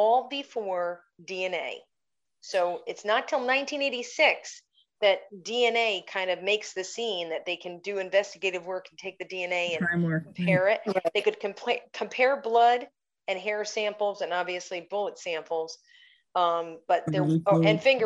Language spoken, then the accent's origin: English; Schenectady, New York, United States; I grew up in Schenectady